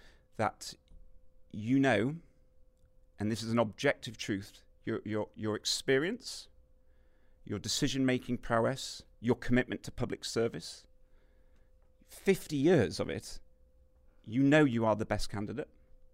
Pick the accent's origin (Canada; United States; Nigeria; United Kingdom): United Kingdom; It's so annoying as a British person. You can't vote in American elections.